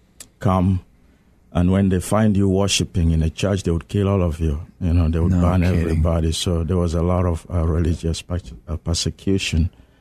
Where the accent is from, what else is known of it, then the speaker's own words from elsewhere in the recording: South Sudan; also born or lived in Johannesburg, South Africa / Kampala, Uganda; now in United States; I was born in South Sudan, but I had my theological training in Johannesburg, South Africa, actually in Soweto, and then came to the U.S. in 2005 to study at Northern Seminary.